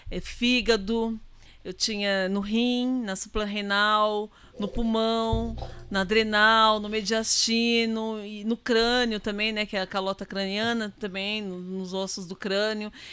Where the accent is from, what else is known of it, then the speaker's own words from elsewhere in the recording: Itaquaquecetuba, São Paulo, Brazil; Nós somos de Itacoaxetuba.